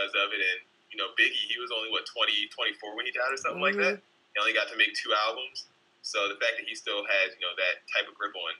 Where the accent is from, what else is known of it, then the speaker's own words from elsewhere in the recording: Baltimore, Maryland, United States; I was not born in New York City. But I was born in Baltimore